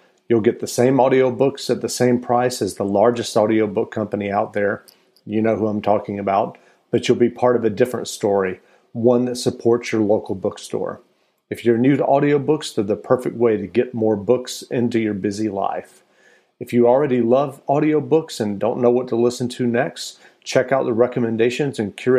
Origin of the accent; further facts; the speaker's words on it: Macon, Georgia, United States; I grew up in Macon, Georgia. I was born in 1967. I'm a white guy